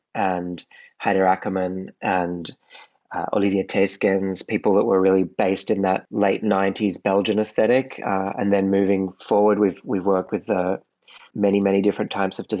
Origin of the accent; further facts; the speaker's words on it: Sydney, New South Wales, Australia; moved away as an adult; now in Paris, France; I'm Australian. I was born in Sydney and moved over to Europe in 2009